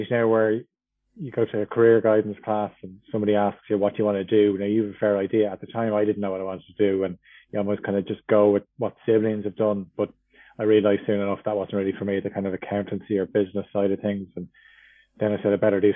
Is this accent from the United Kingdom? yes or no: no; Dublin, Leinster, Ireland; I'm from Dublin, working in radio probably since about 2006.